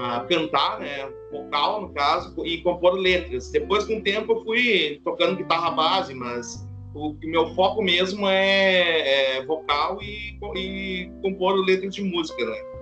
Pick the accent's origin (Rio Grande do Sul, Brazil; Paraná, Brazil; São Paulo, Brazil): Rio Grande do Sul, Brazil; Santa Maria; accent: gaúcho; moved away; Eu sou natural de Santa Maria, Rio Grande do Sul.